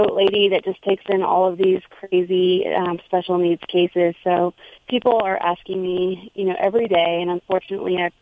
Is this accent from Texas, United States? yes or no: yes; Houston, Texas, United States; also born or lived in New York City; now in New Jersey, United States; I'm originally from Texas, but from Houston, so it was still the city